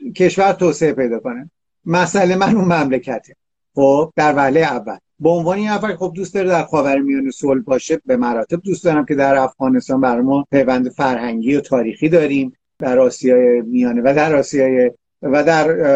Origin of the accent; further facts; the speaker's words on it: Iran; من یه ایرانی هستم اینجا